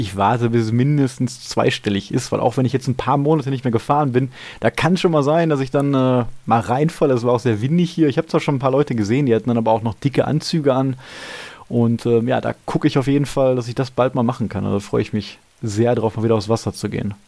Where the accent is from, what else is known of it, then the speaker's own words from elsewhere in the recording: Gladbeck, North Rhine-Westphalia, Germany; in meiner Heimatstadt in Gladbeck